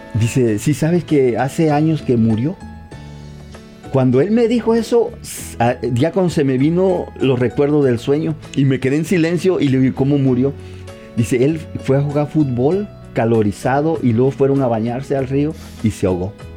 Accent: Tabasco, Mexico; moved away; yo donde soy de Tabasco

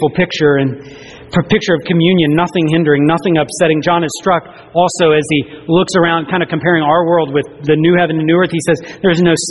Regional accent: the South, United States; I grew up in the South

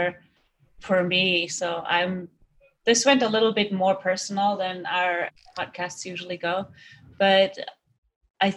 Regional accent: Germany; now in United States; I grew up in Germany and my family is Jewish, so I am Jewish

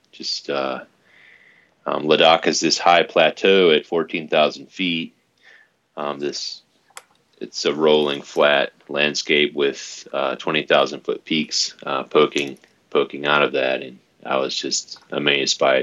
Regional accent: Laurinburg, North Carolina, United States; I was born on the East Coast in Laurinburg, North Carolina, which is uh, really close to nowhere

